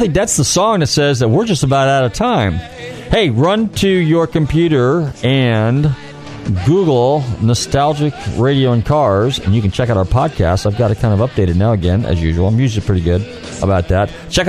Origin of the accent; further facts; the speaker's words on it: California, United States; now in Florida, United States; I'm from California.